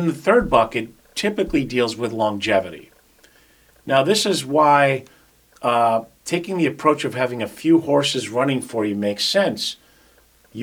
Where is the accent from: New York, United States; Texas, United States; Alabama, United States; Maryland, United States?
New York, United States; now in Jupiter, United States; I speak fast because I'm originally from New York, but I so love living in Florida